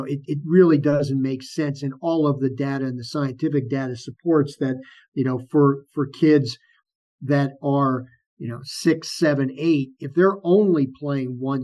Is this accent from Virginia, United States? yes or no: no; New York City, New York, United States; growing up in New York, you go out into New York City years ago